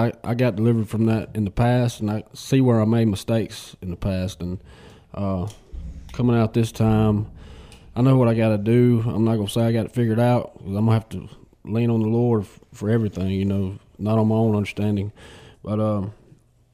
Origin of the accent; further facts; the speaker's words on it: Batesville, Mississippi, United States; I'm from Batesville